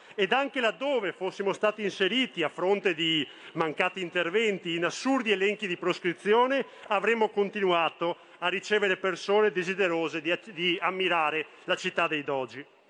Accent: Venice, Veneto, Italy; la mia città, Venezia. E da veneziano

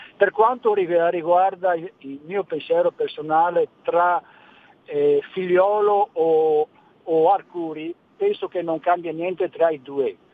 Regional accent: Veneto, Italy; io sono veneto

